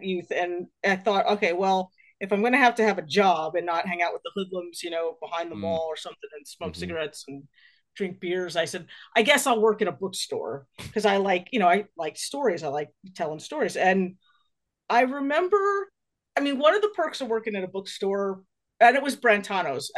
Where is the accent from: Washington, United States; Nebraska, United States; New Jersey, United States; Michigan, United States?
New Jersey, United States; I grew up in New Jersey